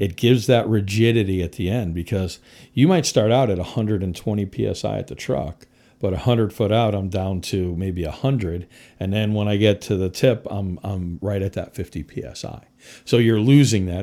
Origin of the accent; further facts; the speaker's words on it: Connecticut, United States; moved away as an adult; also born or lived in Midwest; I was born and raised in Connecticut